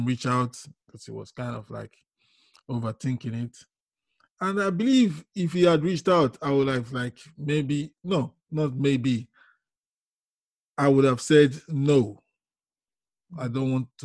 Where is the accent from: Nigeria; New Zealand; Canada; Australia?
Nigeria; We grew up together in Nigeria